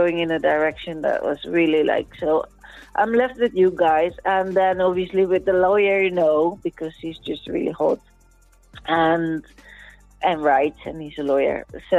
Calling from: Spain; So I'm calling in from Spain.

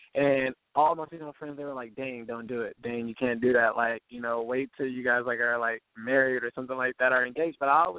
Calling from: Irvine, California, United States; I'm calling from Irvine, California, and I am 26.

